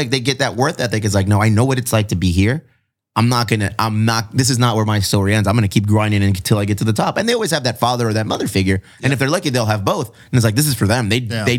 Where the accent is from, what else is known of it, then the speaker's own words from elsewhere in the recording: Connecticut, United States; I grew up in Connecticut and I went to fucking Bristol